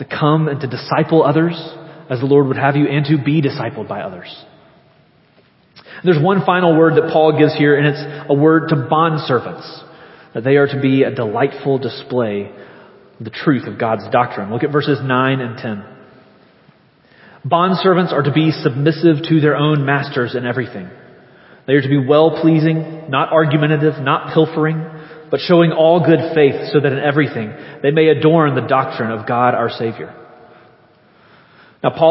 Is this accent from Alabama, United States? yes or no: yes; Leeds, Alabama, United States; I'm from Leeds